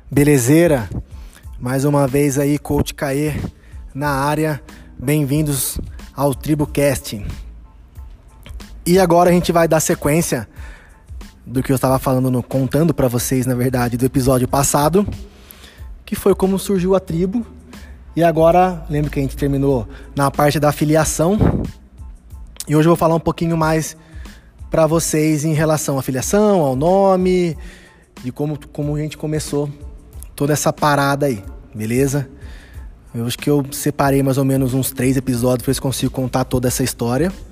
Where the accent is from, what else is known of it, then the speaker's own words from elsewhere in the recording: Araraquara, São Paulo, Brazil; a origem do nome Araraquara, que é a minha cidade natal.